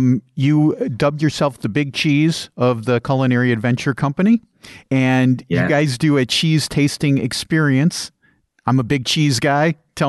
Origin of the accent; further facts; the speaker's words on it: Chicago, Illinois, United States; I grew up in the Chicago area.